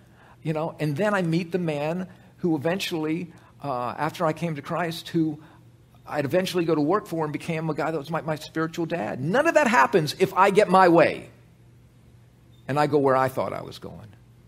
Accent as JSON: {"language": "English", "town": "New Orleans", "region": "Louisiana", "country": "United States", "tie": "born or raised there", "said": "I grew up in Tulane's backyard."}